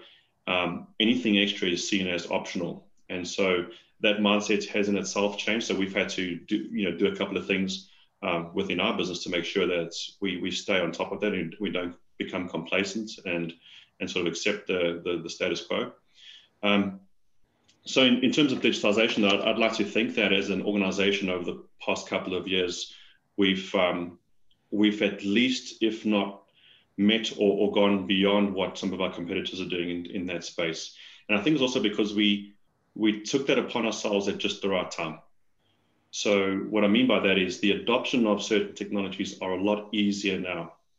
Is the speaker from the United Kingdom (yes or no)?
no; South Africa; accent: South African; moved away as an adult; now in Australia; So, Paul, as you mentioned, I'm a South African, having recently come to Australia. Well, that doesn't sound too recent now. It's 4 years ago. I'm told I've lost most of my South African accent